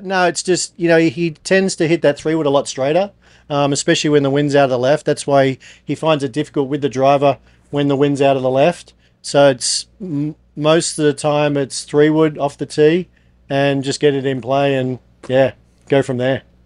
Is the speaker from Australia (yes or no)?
yes; Australia; I'm obviously from Australia